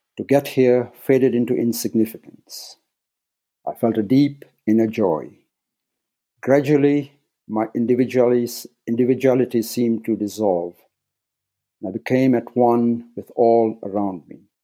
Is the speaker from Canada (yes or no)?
no; Nairobi, Kenya; moved away as an adult; I was born in Nairobi, Kenya, and spent the first 18 years in East Africa